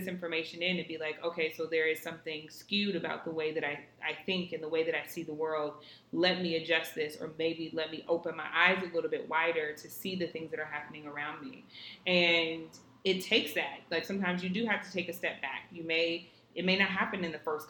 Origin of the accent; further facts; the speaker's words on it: Southern California, United States; moved away as an adult; also born or lived in Florida / Los Angeles; now in New York City, United States; I was born and raised in California, Southern California. I would say that I was born in the valley, raised by the beach, and lived in the city.